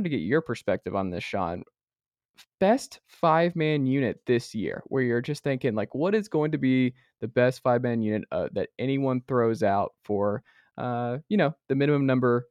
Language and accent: English; Atlanta, Georgia, United States; now in Knoxville, United States; I grew up in Atlanta. I'm from Atlanta, from Stone Mountain.